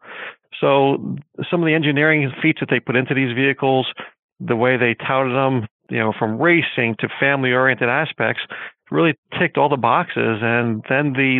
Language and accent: English; Northeast, United States; also born or lived in Connecticut; Growing up in the Northeast environment